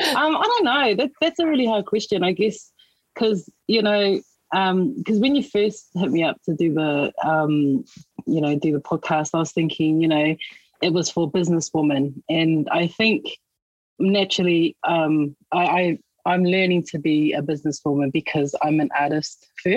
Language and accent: English; Auckland, New Zealand; I grew up out in West Auckland, and, you know, I didn't really know my culture that well.